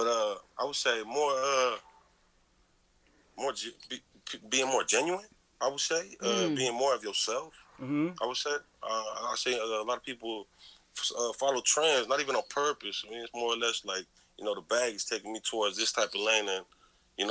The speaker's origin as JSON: {"language": "English", "town": "San Jose", "region": "California", "country": "United States", "said": "I'm from the east side of San Jose"}